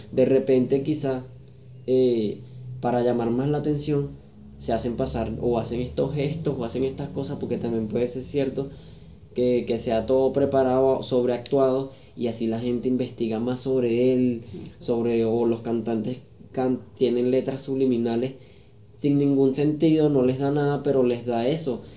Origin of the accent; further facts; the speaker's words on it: Venezuela; moved away; nosotros como venezolanos